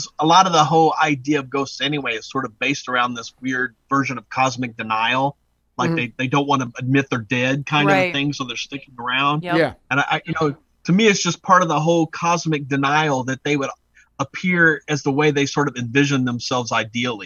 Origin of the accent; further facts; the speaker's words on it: St. Louis, Missouri, United States; I was born and raised in St. Louis